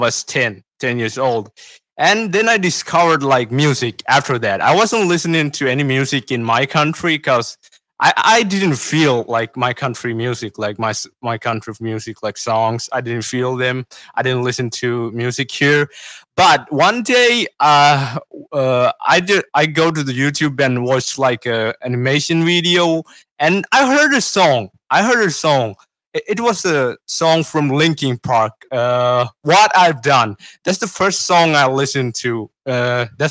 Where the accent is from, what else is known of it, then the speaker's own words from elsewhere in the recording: Sri Lanka; I'm from Sri Lanka. I'm 17 years old, and I make music